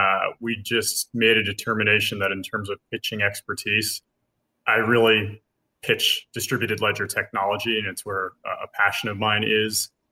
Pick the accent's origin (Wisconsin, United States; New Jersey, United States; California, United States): California, United States; Los Angeles; born there; All I remember is I was born in East LA.